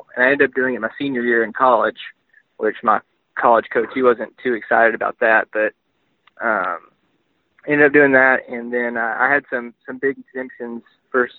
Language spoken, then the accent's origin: English; Texarkana, Texas, United States; also born or lived in Arkansas; I grew up in Texarkana